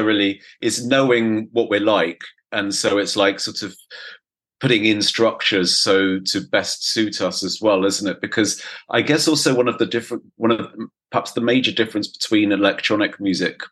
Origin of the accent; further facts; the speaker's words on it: England, United Kingdom; being English, my pronunciation of French is fucking appalling